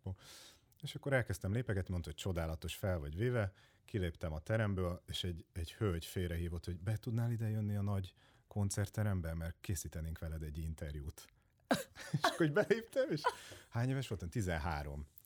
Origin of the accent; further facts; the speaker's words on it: Hódmezővásárhely, Csongrád-Csanád, Hungary; now in Budapest, Hungary; én hódmezővásárhelyi vagyok